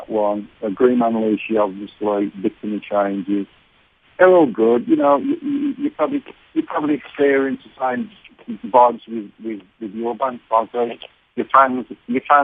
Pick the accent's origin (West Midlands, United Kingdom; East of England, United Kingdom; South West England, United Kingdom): West Midlands, United Kingdom; Birmingham; accent: Birmingham; my Birmingham accent